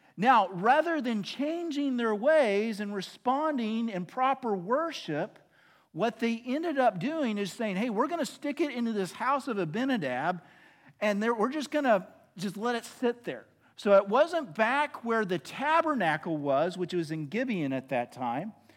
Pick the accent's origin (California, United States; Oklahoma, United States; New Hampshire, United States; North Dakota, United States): Oklahoma, United States; now in Arlington, United States; I'm from Oklahoma